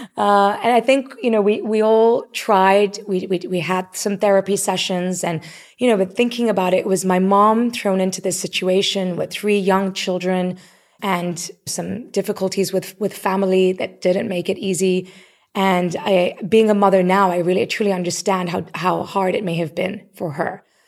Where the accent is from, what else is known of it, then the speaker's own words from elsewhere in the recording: Nairobi, Kenya; moved away; also born or lived in Canada; Even though I was born in Canada, I grew up in Nairobi. That was home